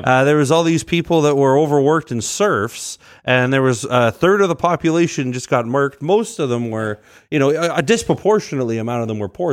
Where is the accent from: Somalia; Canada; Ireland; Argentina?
Canada; Edmonton, Alberta; I grew up in Saint Albert, but I've been largely in Edmonton my whole life